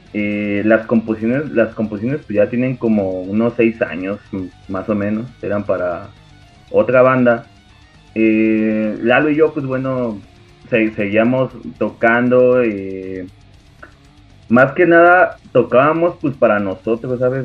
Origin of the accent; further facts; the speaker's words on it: Tepeji del Río, Hidalgo, Mexico; de aquí de donde somos, de Tepejim